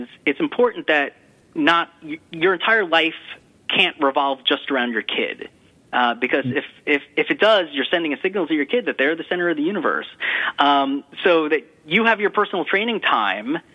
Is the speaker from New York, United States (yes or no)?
yes; New York, United States; being a New Yorker